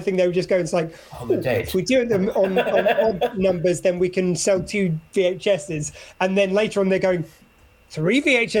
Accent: Wales, United Kingdom; That's on SW20 Radio, the new sound of South Wales, which obviously I'm very Welsh, as you can hear.

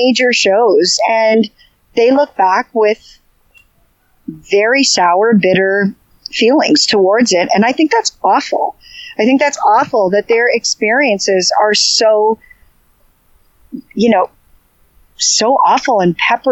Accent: Canada; growing up in Canada, I had all first cousins were all boys

